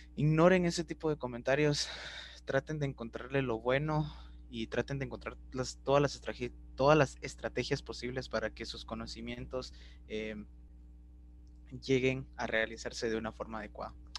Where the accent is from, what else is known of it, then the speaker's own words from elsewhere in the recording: Guatemala; nos impide soñar como, como guatemaltecos